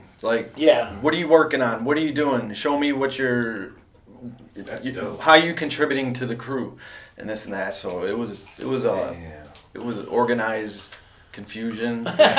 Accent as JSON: {"language": "English", "area": "South Suburbs of Chicago", "region": "Illinois", "country": "United States", "said": "We're from the South Suburbs."}